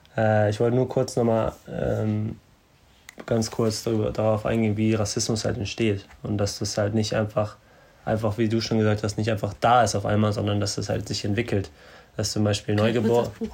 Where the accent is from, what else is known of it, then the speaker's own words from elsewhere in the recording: Germany; bei uns in Deutschland